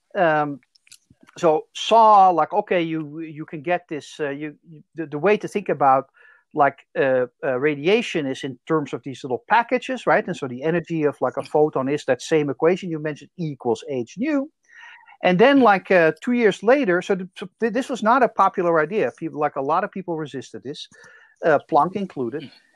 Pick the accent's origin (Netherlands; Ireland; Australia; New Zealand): Netherlands; accent: Dutch; English is a second language; moved away; I'm originally from the Netherlands, as you can probably tell from my accent.